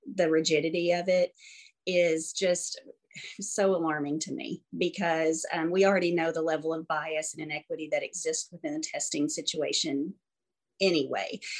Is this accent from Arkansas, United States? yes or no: yes; Arkansas, United States; also born or lived in Florida; born and uh, raised here. I was born in Florida actually and lived there for about two months and then came to Arkansas.